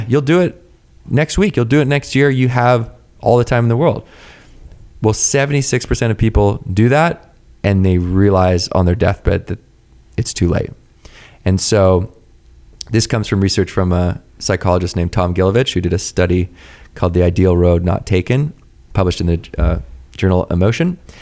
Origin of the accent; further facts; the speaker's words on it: Victoria, British Columbia, Canada; I grew up in Victoria, B C, right, which is just off the coast of Vancouver.